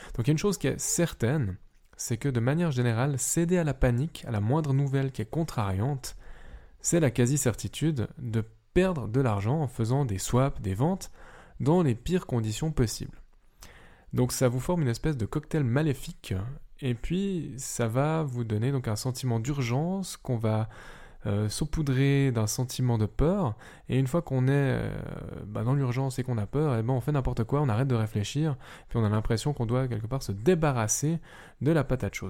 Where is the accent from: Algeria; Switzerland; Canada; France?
Switzerland; je suis suisse et que techniquement je ne suis pas européen